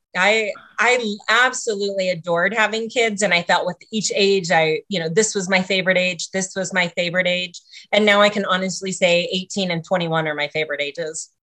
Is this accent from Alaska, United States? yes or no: yes; Sitka, Alaska, United States; moved away as an adult; also born or lived in Ketchikan, Alaska; now in Reno, United States; my family moved to Sitka, Alaska, which is where I was raised my whole life